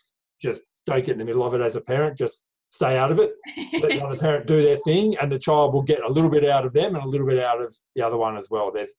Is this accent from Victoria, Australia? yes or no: no; Bathurst, New South Wales, Australia; I grew up around Bathurst. So, my family's heavily involved in motorbike racing. So, I grew up around Bathurst at Easter.